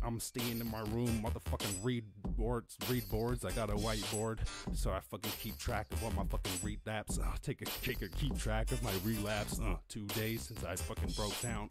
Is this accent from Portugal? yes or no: no; born in Cork, Munster, Ireland; growing up in Ireland obviously, rural Ireland, not the city at all